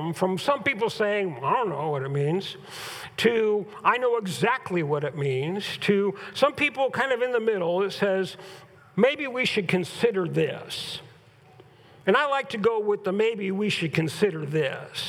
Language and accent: English; California, United States; now in Huron; growing up in Southern California and growing up in Northern California